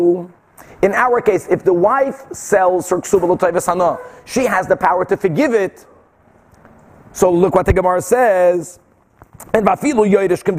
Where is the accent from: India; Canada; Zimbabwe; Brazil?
Brazil; moved away; I grew up like that in Brazil. My father was constantly selling